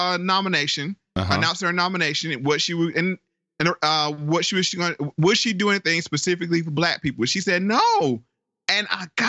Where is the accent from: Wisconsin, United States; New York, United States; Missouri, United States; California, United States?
California, United States; Oakland; born there; I was born in Oakland, then I went off to Howard University